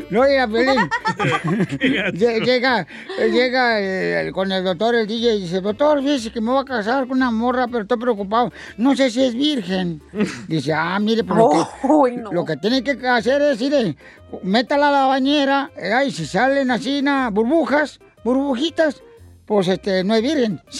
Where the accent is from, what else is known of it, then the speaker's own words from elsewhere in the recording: Guerrero, Mexico; now in Sacramento, United States; yo soy de Guerrero.